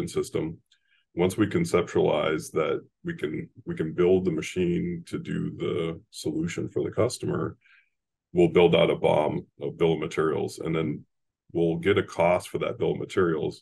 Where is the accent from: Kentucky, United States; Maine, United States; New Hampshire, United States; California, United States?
New Hampshire, United States; Laconia; I'm a New England kid, born and raised in Laconia, New Hampshire